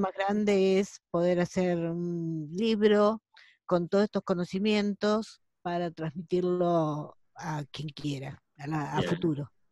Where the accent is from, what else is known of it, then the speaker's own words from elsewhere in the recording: La Plata, Buenos Aires Province, Argentina; yo soy de la ciudad de La Plata, en Argentina